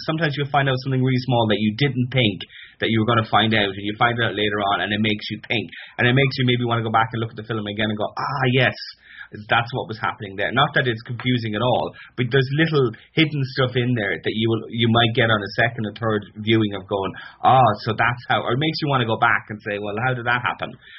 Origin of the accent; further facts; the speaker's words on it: Connemara, Connacht, Ireland; I'm from Connemara